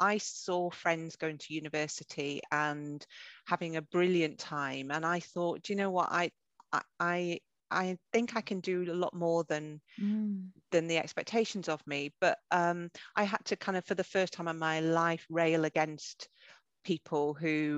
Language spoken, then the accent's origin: English; North Northumberland, North East England, United Kingdom; I grew up in North Northumberland. I'm a farmer's daughter from a really small rural community.